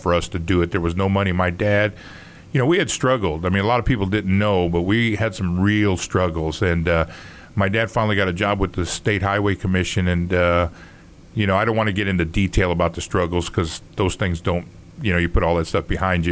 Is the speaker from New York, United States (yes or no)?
yes; New York City, New York, United States; now in Indianapolis, United States; growing up in New York